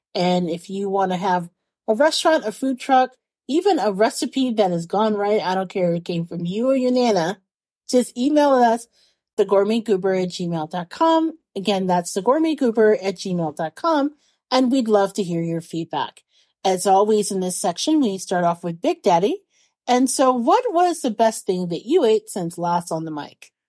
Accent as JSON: {"language": "English", "region": "Indiana or Indianapolis", "country": "United States", "tie": "born or raised there", "said": "being a little kid growing up in Indiana or Indianapolis"}